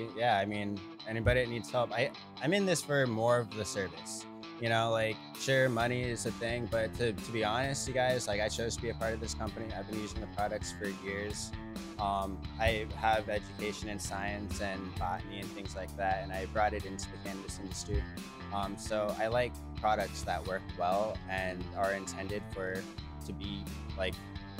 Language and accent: English; California, United States; also born or lived in Las Vegas; I'm from Cali.